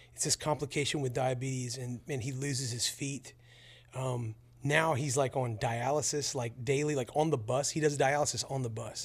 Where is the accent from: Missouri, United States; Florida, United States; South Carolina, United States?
Florida, United States; Pensacola; I grew up near Pensacola, Florida